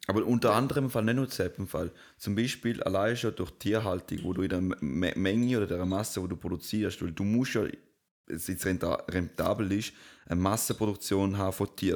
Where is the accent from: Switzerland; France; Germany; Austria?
Switzerland